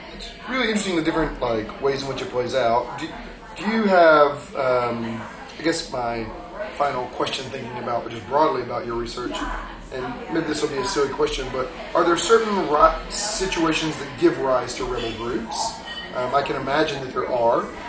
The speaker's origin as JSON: {"language": "English", "region": "Georgia", "country": "United States", "tie": "born or raised there", "said": "growing up in Georgia"}